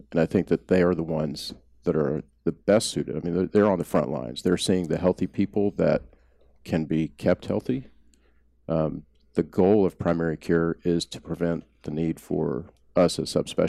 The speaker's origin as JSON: {"language": "English", "region": "Oklahoma", "country": "United States", "tie": "born or raised there", "said": "I grew up in Oklahoma."}